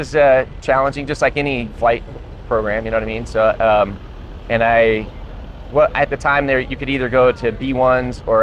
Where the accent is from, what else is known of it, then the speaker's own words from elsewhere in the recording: Colorado, United States; I grew up in Colorado.